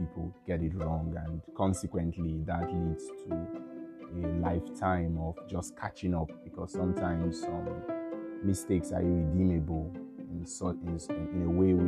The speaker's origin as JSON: {"language": "English", "country": "Nigeria", "said": "I'm from Nigeria"}